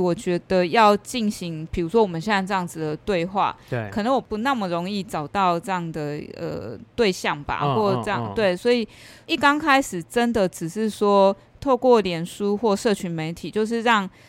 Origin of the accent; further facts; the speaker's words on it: Taipei, Taiwan; now in Chiayi, Taiwan; 因为简单自己来讲，就我不是嘉义人，哦，那我是台北人。对。呃，然后因为工作来到嘉义